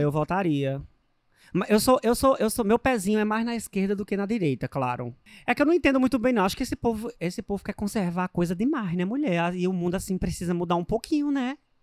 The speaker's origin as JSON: {"language": "Portuguese", "region": "Northeast Region", "country": "Brazil", "said": "porque sou nordestina"}